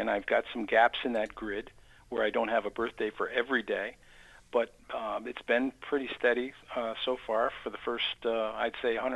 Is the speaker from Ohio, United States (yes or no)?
no; Amsterdam, New York, United States; I grew up in Amsterdam.